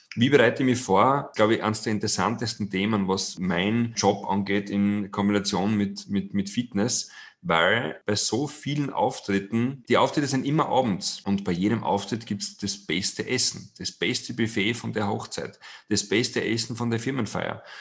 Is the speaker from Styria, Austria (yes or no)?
yes; Styria, Austria; bin gebürtiger Steirer